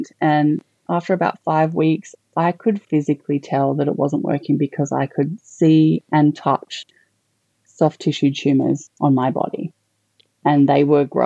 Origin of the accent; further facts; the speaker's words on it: Canberra, Australian Capital Territory, Australia; also born or lived in Melbourne; now in Queensland, Australia; So I'm originally not from Queensland, but I'm originally from Canberra. So I'd lived in Melbourne for about 14 years